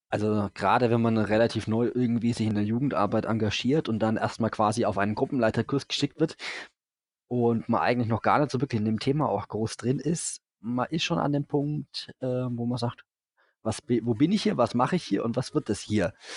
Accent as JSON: {"language": "German", "area": "Franconia", "region": "Bavaria", "country": "Germany", "said": "Ich bin Franke"}